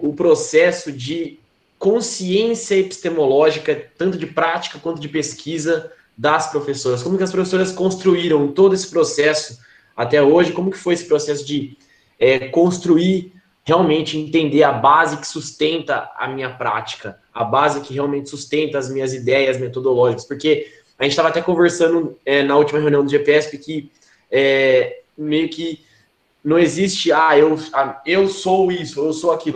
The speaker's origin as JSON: {"language": "Portuguese", "town": "Campinas", "region": "São Paulo", "country": "Brazil", "said": "sou aqui de Campinas"}